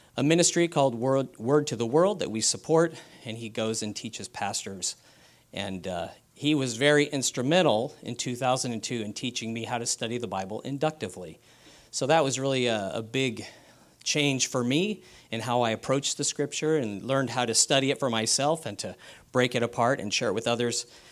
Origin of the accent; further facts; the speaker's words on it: San Diego, California, United States; I'm from San Diego. He was pastoring when I was a child. and we were, uh, in the East County of San Diego as well